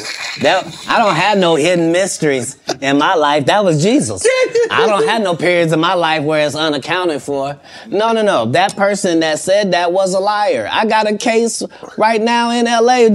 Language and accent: English; Ohio, United States; moved away; also born or lived in Los Angeles, United States; I'm from Ohio